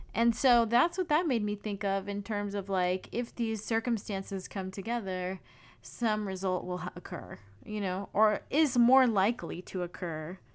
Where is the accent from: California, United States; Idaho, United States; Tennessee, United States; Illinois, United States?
California, United States; I grew up in California